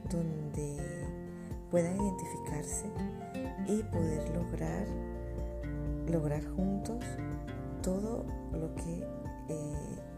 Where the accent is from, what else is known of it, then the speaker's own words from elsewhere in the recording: Caracas, Capital District, Venezuela; moved away; also born or lived in Europe; como lo dije anteriormente, soy de Caracas, Venezuela, y con mucho gusto voy a empezar a grabar con ustedes y para ustedes desde una parte de Europa.